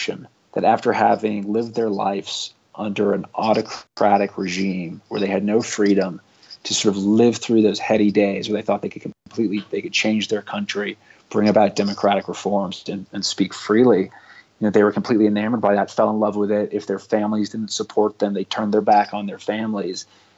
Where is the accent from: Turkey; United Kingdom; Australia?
United Kingdom; London; I think, you know, one layer is I grew up abroad in London.